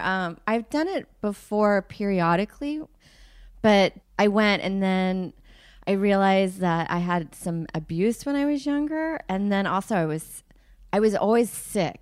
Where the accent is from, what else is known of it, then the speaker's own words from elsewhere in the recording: suburb outside of Houston, Texas, United States; also born or lived in South Africa; I grew up in Texas in a suburb outside of Houston.